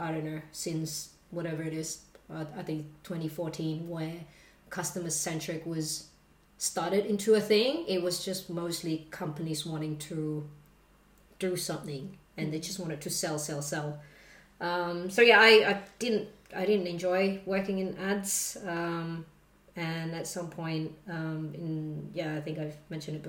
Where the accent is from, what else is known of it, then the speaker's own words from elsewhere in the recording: Australia; I grew up in Australia